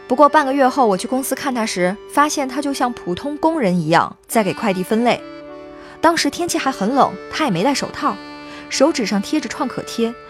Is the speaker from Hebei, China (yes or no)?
no; Inner Mongolia, China; 他呢叫冬梅，我们是从小一起长大的，老家在内蒙古一个小村子里。